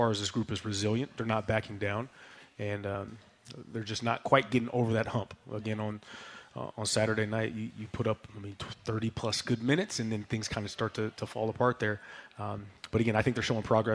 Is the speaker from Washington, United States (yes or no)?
yes; Tacoma, Washington, United States; I'm from Tacoma